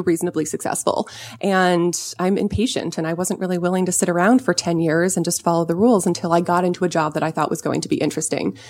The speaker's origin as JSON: {"language": "English", "region": "Southern California", "country": "United States", "tie": "born or raised there", "said": "I grew up in Southern California"}